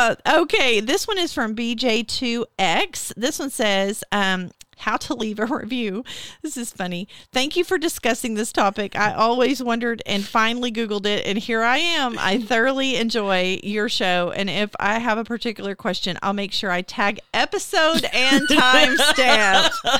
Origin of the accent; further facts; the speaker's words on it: Fort Smith, Arkansas, United States; from Fort Smith.